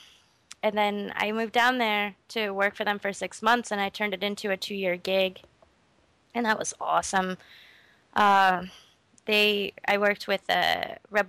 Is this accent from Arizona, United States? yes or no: yes; Snowflake, Arizona, United States; moved away; I'm from Snowflake, Arizona.